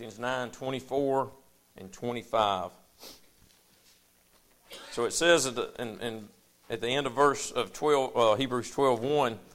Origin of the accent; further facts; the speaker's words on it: United States; I grew up in Powell, in Bethel, in Anderson, in Rogersville